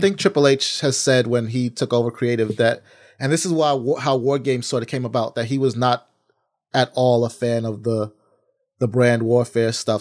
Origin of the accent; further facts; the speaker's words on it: New York, United States; As a New Yorker